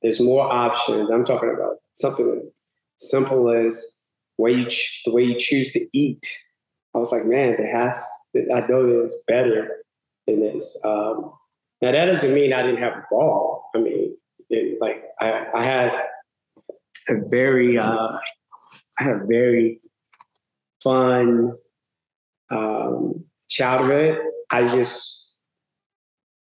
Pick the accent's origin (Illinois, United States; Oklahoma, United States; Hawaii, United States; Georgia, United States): Illinois, United States; Chicago; also born or lived in Mississippi; now in Los Angeles, United States; growing up on the South Side of Chicago, it was a typical in the 70s. 80s.